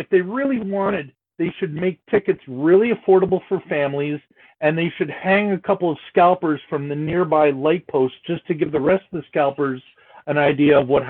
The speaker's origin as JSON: {"language": "English", "town": "Peterborough", "region": "Ontario", "country": "Canada", "said": "I am from Peterborough"}